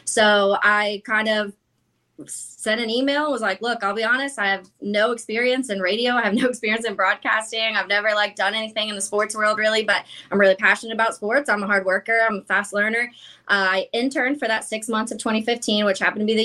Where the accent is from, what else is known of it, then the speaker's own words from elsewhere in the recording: Jacksonville, Florida, United States; I was born here in Jacksonville. My whole family's from Chicago